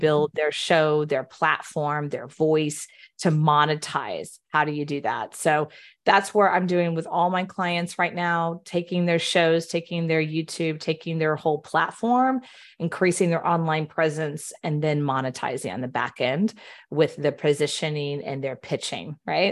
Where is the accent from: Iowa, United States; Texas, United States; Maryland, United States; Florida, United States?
Texas, United States; Houston; moved away; I'm born and raised in Houston